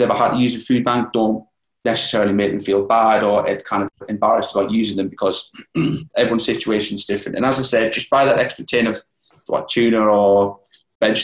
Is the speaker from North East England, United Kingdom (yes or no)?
yes; Newcastle upon Tyne, North East England, United Kingdom; I've started in Newcastle, just because, as I said, it was my hometown